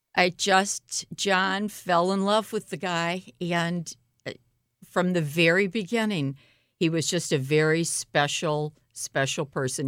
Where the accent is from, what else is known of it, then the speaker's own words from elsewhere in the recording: St. Louis, Missouri, United States; I grew up in Pasadena Hills in Normandy, which is North Saint Louis